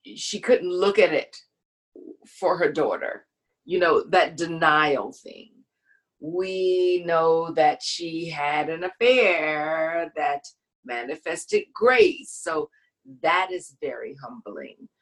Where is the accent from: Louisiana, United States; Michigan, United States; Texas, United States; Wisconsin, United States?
Louisiana, United States; Baton Rouge; I'm from Louisiana